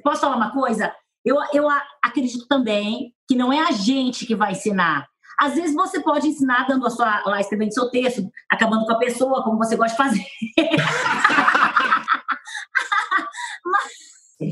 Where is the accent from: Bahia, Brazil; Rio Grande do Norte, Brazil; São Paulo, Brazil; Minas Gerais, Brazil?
São Paulo, Brazil; Penápolis; accent: caipira; moved away; eu vim de Penápolis